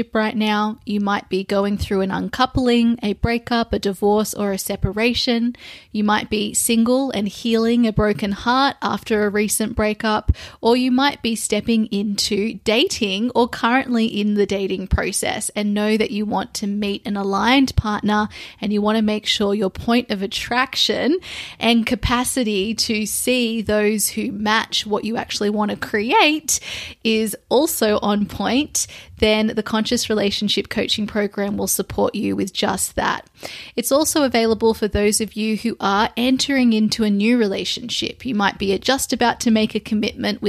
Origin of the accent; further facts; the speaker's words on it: Sydney, New South Wales, Australia; also born or lived in London / Lisbon; I have recently arrived back into my hometown in Sydney, Australia